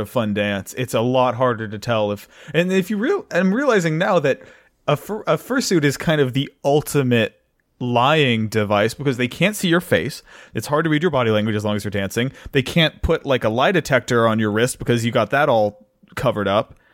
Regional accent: North Carolina, United States; as a young man growing up in North Kakalaki, I, I was raised

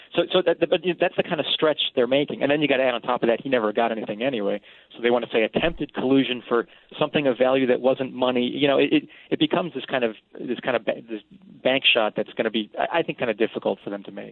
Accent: South Shore of Boston, Massachusetts, United States; moved away; I'm from the South Shore of Boston, Massachusetts

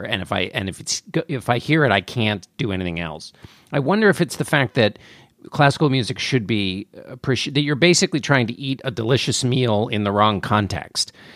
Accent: McLean, Virginia, United States; I was born in McLean, Virginia

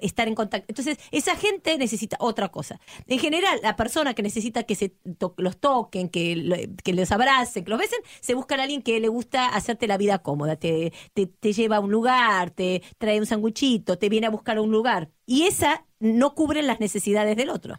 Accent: Argentina; soy argentina

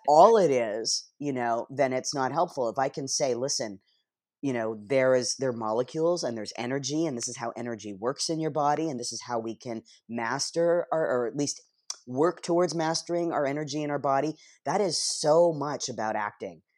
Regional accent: Canada; moved away as an adult; also born or lived in Toronto; now in Los Angeles, United States; growing up in Canada and not having access like we do here in L

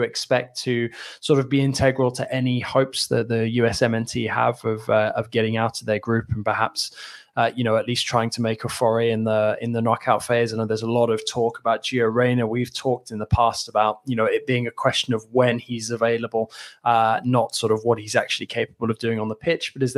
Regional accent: England, United Kingdom; now in France; two Englishmen

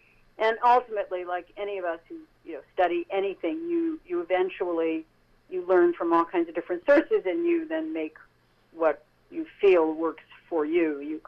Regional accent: Japan; So, yeah, I grew up in Japan. My father was in business there for many, many years.

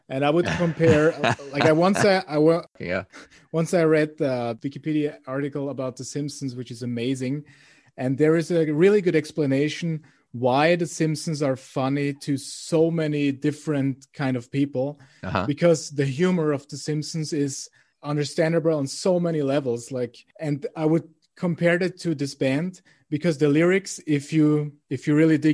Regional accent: Vienna, Austria; English is a second language; I'm from Vienna, but all of my bands and customers are from all over the world, but nobody was from Austria.

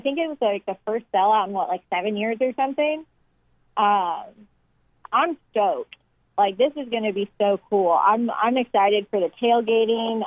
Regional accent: Texas, United States; now in Arkansas, United States; I'm from Texas

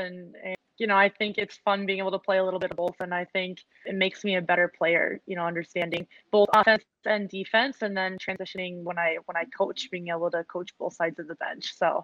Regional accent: Minnesota, United States; I grew up here in Minnesota

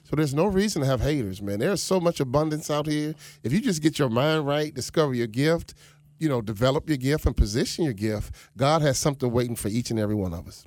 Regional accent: Chicago, Illinois, United States; moved away as an adult; also born or lived in Minnesota; now in Boca Raton, United States; I was raised in Chicago on the South Side.

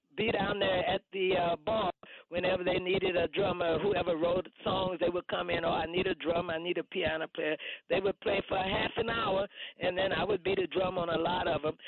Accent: East St. Louis, Illinois, United States; also born or lived in Bronx, New York; now in New York, United States; I'm from East St. Louis, Illinois

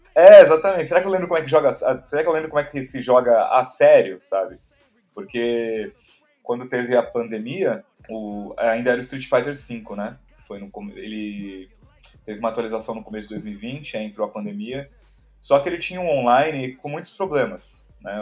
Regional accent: São Paulo, Brazil; sou daqui de São Paulo mesmo

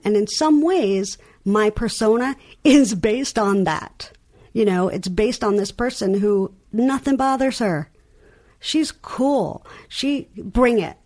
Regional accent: New York, United States; accent: New York; my New York accent

